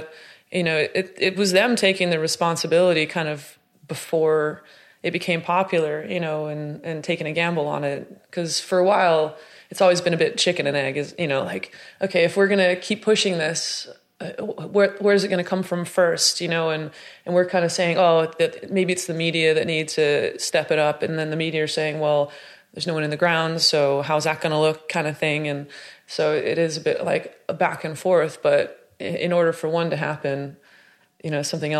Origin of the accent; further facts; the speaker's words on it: Chino Hills, California, United States; accent: Southern Californian; moved away as an adult; also born or lived in Santa Monica, United States; now in Manchester, United Kingdom; I grew up in a town called Chino Hills, but I was born in Santa Monica.